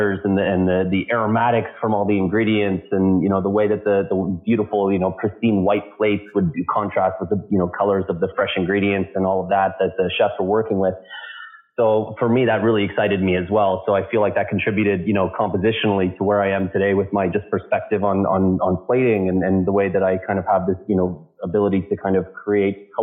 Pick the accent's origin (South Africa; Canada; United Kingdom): Canada; London, Ontario; now in Toronto, Canada; I started bartending in a small cigar bar in my hometown in London, Ontario, here in Canada